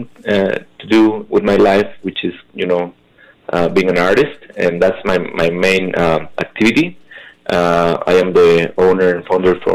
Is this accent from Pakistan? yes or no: no; Hidalgo, Mexico; moved away as an adult; now in Detroit, United States; I come from Hidalgo, Mexico